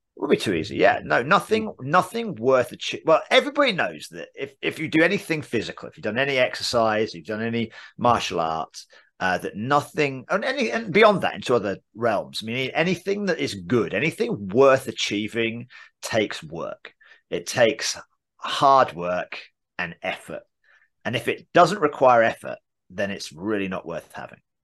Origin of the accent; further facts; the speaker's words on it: England, United Kingdom; accent: English; now in United States; "Where are you from?" I would say England